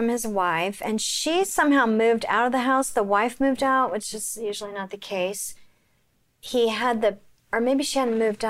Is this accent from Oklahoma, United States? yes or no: yes; Oklahoma City, Oklahoma, United States; I grew up in Oklahoma